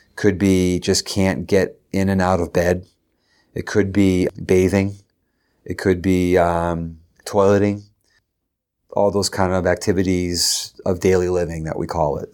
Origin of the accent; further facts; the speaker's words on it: Derry, New Hampshire, United States; also born or lived in Concord, New Hampshire; I was from Derry